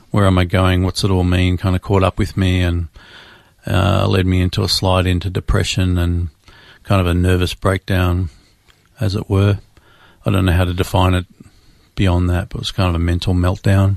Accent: Melbourne, Victoria, Australia; Born and raised in Melbourne, Australia

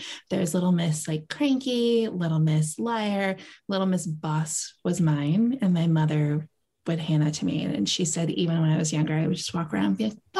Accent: Tampa, Florida, United States; also born or lived in military moves; So I'm from Tampa, Florida, raised there. I was a military brat. So we moved to a lot of places.

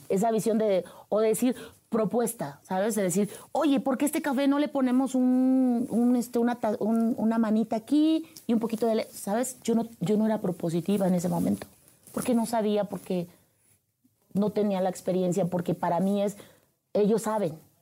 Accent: Huasteca, Veracruz, Mexico; moved away; Nacida en el estado de Veracruz, la perla de la Huasteca, entre la hidalguense y la potosina, a un lado muy cerca de Tamaulipas.

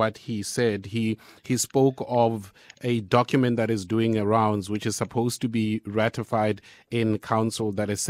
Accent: Pretoria, Gauteng, South Africa; moved away; is going on in my home city

